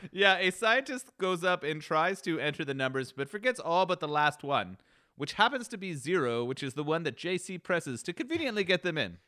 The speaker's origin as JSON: {"language": "English", "country": "Canada", "tie": "born or raised there", "said": "growing up in Canada"}